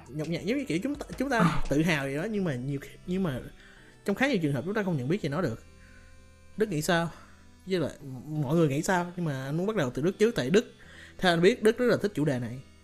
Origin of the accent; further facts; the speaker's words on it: Ho Chi Minh City, Vietnam; anh sinh ra lớn lên ở Sài Gòn